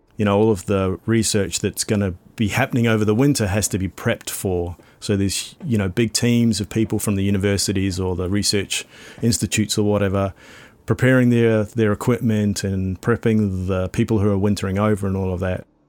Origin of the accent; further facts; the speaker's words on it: New Zealand; moved away; also born or lived in Australia; I'm from New Zealand, you know, having been um, a student in, in, Australia